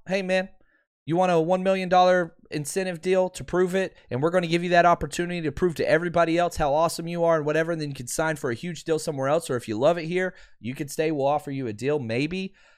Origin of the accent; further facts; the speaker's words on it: Pasadena, California, United States; I'm in, uh, Pasadena, California currently. What's up, what's up? That's my hometown